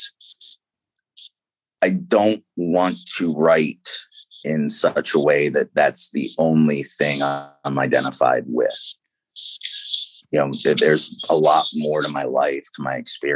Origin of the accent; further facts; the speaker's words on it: Baltimore, Maryland, United States; moved away; the need to get out of Baltimore